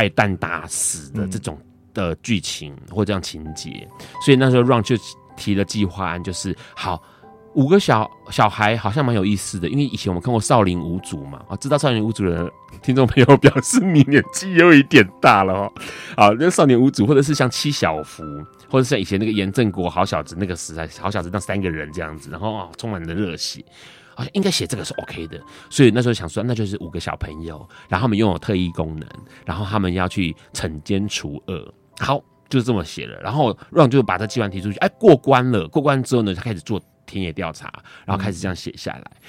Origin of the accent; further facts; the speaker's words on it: Tainan, Taiwan; 我不是高雄人，我是台南人。